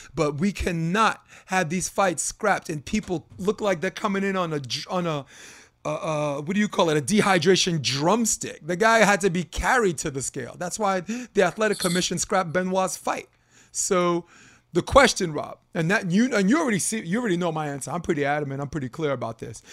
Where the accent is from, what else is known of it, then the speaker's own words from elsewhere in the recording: New York City, New York, United States; I'm from Brooklyn anyway. I was like, okay, that's my borough.